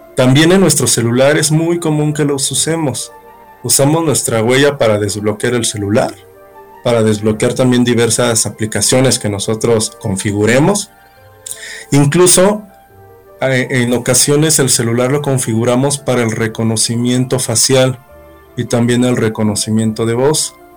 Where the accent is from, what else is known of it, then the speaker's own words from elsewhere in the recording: Mexico; como buen mexicano